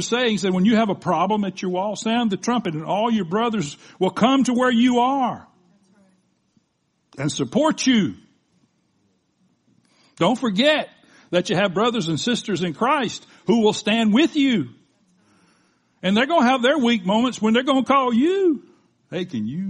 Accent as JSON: {"language": "English", "region": "the South", "country": "United States", "tie": "born or raised there", "said": "I was raised in the South."}